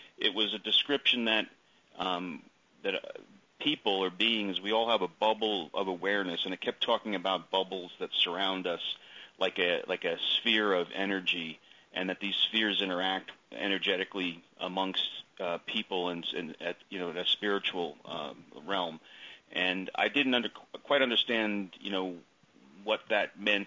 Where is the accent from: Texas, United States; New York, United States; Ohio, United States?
New York, United States; East Coast, the New York area, United States; I grew up on the East Coast in the New York area